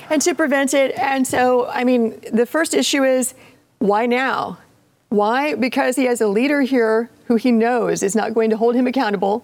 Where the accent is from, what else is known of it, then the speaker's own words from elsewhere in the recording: Appalachia, United States; I'm I'm from Appalachia